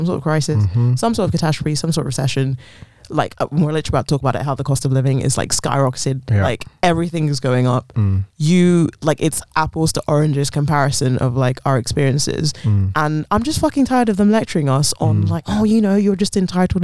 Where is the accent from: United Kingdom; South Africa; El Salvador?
United Kingdom; London; I was born in London, raised in London. I've lived here pretty much my whole life